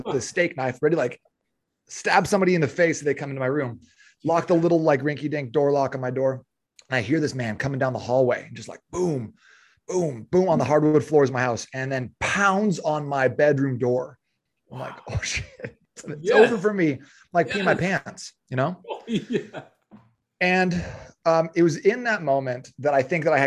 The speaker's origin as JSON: {"language": "English", "town": "Phoenix", "region": "Arizona", "country": "United States", "tie": "born or raised there", "said": "I grew up in Phoenix. I'm from Arizona"}